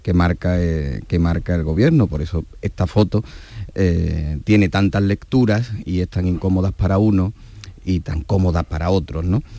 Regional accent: Andalusia, Spain; como españoles, especialmente como andaluces

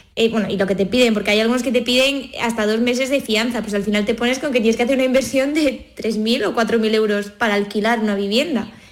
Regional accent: Cádiz, Andalusia, Spain; moved away as an adult; now in Madrid, Spain; soy de Cádiz, pero estudié en Madrid, en la universidad, y luego además empecé a trabajar allí y ya luego me quedé allí

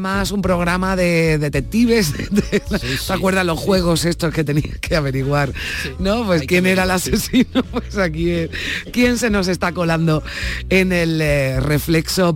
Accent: Seville, Andalusia, Spain; nací en Sevilla, vivo en Sevilla y he, trabajado aquí en, Sevilla toda la vida

